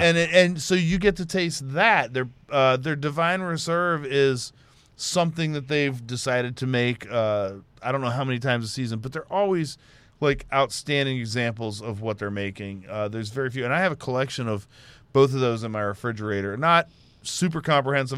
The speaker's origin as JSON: {"language": "English", "town": "Houston", "region": "Texas", "country": "United States", "said": "I'm from Houston."}